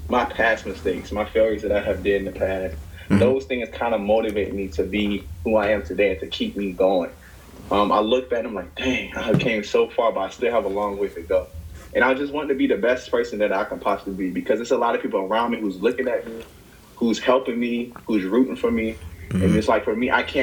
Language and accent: English; South Virginia, United States; I am a native from South Virginia